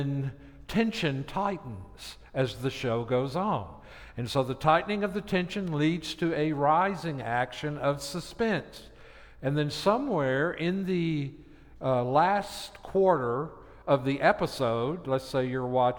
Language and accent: English; Tennessee, United States; moved away; Where I grew up in Tennessee